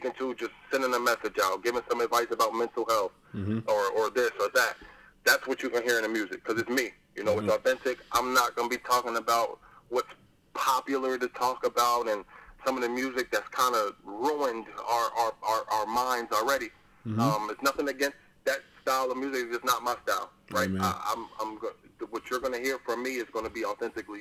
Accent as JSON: {"language": "English", "town": "Plainfield", "region": "New Jersey", "country": "United States", "said": "I'm from Plainfield, New Jersey. Our area code is 908."}